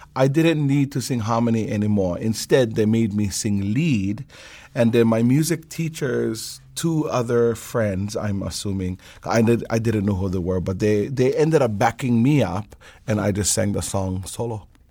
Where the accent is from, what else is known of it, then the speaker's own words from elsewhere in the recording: Hawaii Island, United States; now in Oahu, United States; I live out here on the island of Oahu. I'm originally from Hawaii Island.